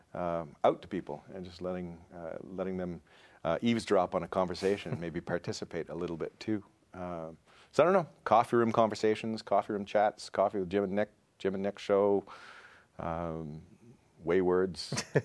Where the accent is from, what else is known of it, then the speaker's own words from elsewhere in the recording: rural Ontario, Canada; moved away as an adult; also born or lived in Toronto / United States; now in Saskatchewan, Canada; I'm originally from Ontario. Um, and was born in Toronto, grew up in rural Ontario